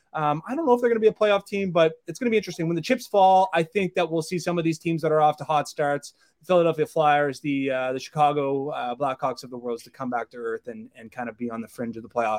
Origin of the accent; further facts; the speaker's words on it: Canada; I'm a Canadian boy.